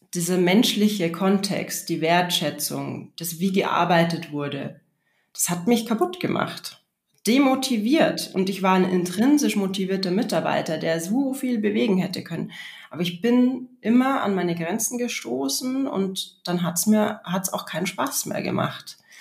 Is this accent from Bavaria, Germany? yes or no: yes; Regensburg, Bavaria, Germany; im Stadttheater in Regensburg, wo ich aufgewachsen bin